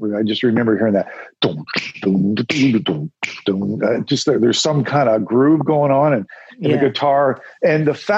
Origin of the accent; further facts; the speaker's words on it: Ontario, Canada; I grew up in Canada.